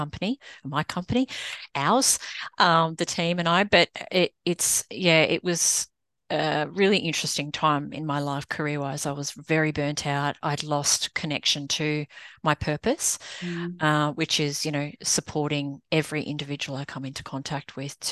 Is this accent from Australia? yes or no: yes; Australia; moved away as an adult; now in United States; I'm an Aussie, but living in the US